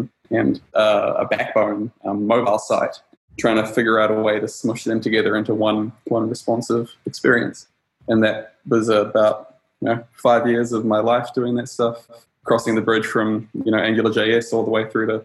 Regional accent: New Zealand; moved away as an adult; now in Stockholm, Sweden; I'm from New Zealand, but I live in Stockholm now

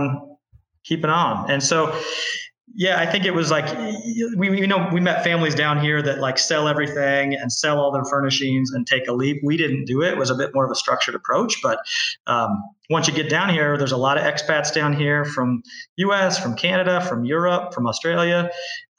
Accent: Kansas, United States; also born or lived in Bay Area, California; now in Tamarindo, Costa Rica; I'm from Kansas originally

